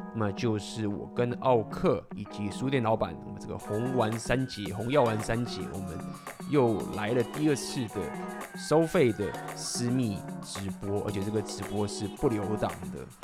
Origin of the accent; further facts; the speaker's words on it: Taiwan; 土生土长的台湾学历，台湾的工程师